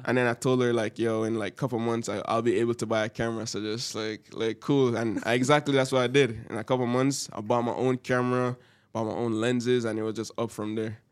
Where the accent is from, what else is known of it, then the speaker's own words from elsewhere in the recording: Jamaica; now in Canada; I'm from Jamaica